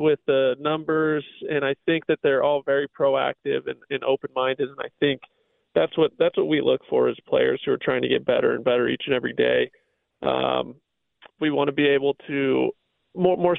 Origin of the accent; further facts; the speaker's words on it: Southern California, United States; I grew up in Southern California